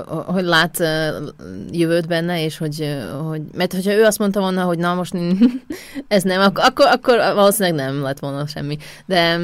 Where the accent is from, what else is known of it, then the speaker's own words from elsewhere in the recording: Košice, Košice Region, Slovakia; Hungarian is a second language; moved away as an adult; now in Vienna, Austria; Kassáról származok, Kassán születtem, Szlovákián